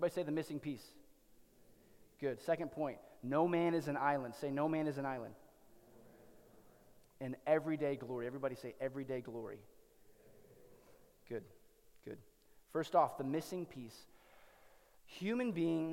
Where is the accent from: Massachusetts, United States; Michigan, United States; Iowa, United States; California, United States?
Iowa, United States; Cedar Rapids; moved away; there's a library in Cedar Rapids, Iowa, in my hometown